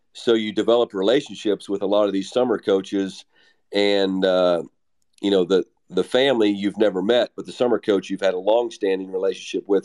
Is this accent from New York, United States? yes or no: no; Western Maryland, United States; now in Texas, United States; I'm from Western Maryland